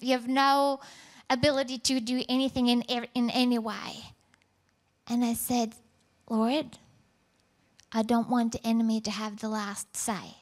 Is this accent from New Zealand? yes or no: no; Norway; moved away; I was born in Norway, raised by amazing parents.